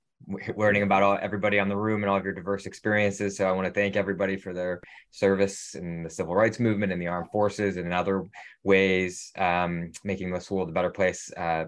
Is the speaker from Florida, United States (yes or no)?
no; Ohio, United States; So I grew up in Ohio and went to that other school in New Haven, Connecticut